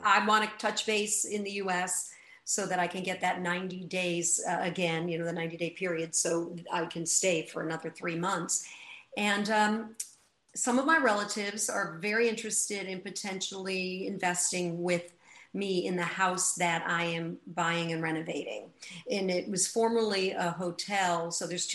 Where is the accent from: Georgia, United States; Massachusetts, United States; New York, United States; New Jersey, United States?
New York, United States; I'm definitely a New Yorker at heart